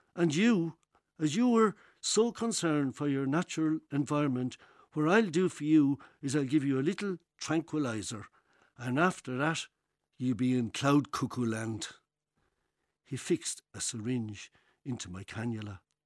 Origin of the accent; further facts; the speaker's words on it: Tipperary, Ireland; moved away; Originally, Tipperary